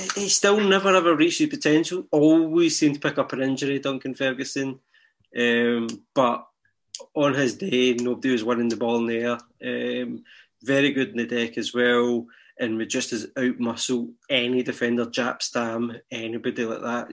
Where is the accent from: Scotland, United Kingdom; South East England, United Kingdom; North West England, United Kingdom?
Scotland, United Kingdom; I feel Scottish.